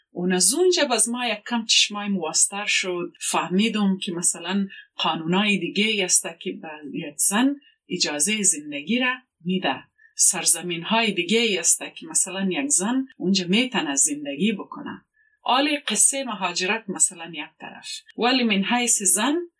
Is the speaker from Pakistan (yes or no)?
yes; Quetta, Balochistan, Pakistan; now in Australia; زندگی در پاکستان خرد بودیم